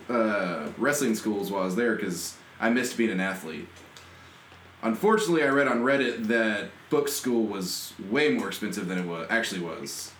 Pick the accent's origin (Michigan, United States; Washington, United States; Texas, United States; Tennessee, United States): Texas, United States; College Station; now in Houston, United States; I'm originally from College Station